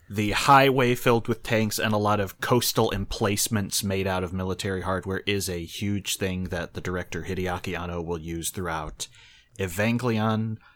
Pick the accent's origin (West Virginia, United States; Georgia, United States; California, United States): California, United States; I say that as a Californian.